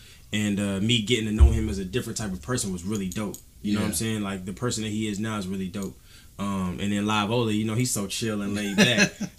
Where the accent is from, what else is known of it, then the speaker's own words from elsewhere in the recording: Killeen, Texas, United States; also born or lived in San Antonio, Texas; I'm originally from Killeen, Texas.